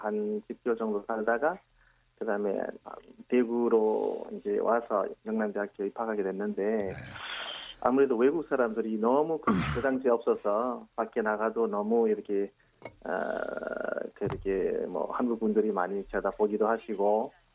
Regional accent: Nepal; Korean is a second language; moved away as an adult; now in South Korea; 네팔에서는 거의 22년 정도 살았지만

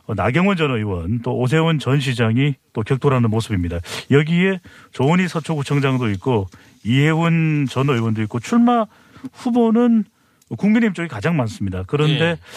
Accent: Seoul, South Korea; moved away; also born or lived in United States; 제가 원래 이 서울 토박이거든요.

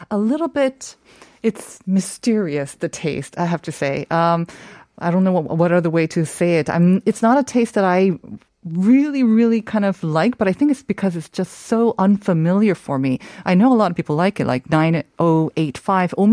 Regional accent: United States; I'm American. I love cinnamon.

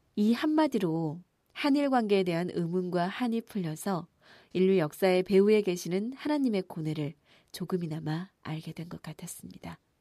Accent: Japan; 저는 제가 일본 사람이라는 사실이

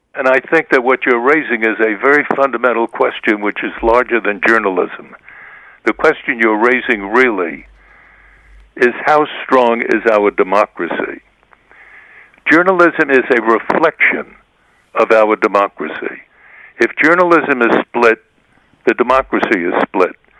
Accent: United States; those of us who have been raised um, in the United States as American reporters

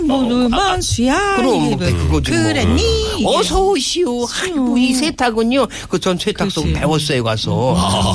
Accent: Chungcheong, South Korea; accent: Chungcheong dialect; 내 사투리를 쓰면 어떻겠냐 충청도 사투리 한번 써보겠다니까

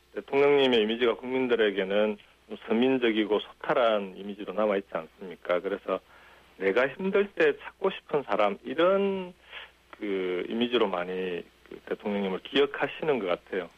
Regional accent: Jinju, South Gyeongsang, South Korea; also born or lived in Goseong, South Gyeongsang; now in Gimhae, South Korea; 고향은 경남 고성이고 6학년 예. 때 이제 진주로 가서 진주에서 초중고등학교를 다 나왔죠

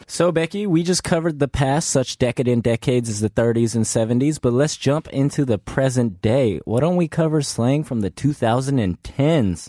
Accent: California, United States; moved away; I come from California

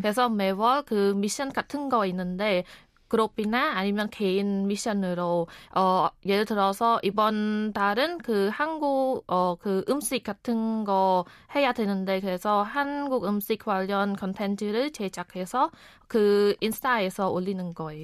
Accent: Cambodia; Korean is a second language; moved away as an adult; now in Korea; 저는 카모디아에서 온

